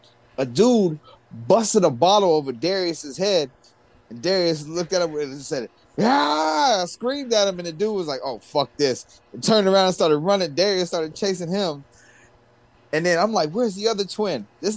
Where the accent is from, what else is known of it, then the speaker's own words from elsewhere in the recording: New York, United States; I'm from New York, son.